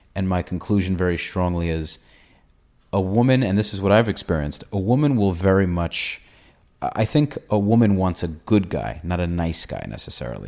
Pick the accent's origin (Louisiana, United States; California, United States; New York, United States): New York, United States; moved away; also born or lived in Israel; I'm from New York. I was in the Israeli army.